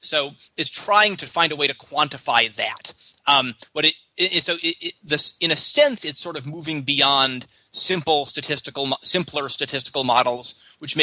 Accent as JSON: {"language": "English", "country": "United States", "said": "I'm an American soccer fan"}